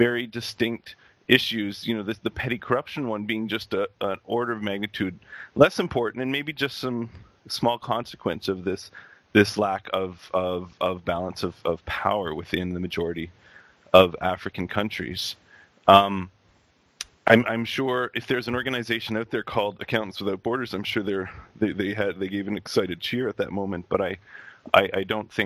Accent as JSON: {"language": "English", "country": "Canada", "said": "I'm actually Canadian"}